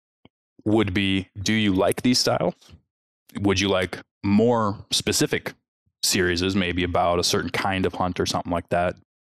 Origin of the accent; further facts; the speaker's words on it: Midwest, United States; accent: Midwest; my Midwest accent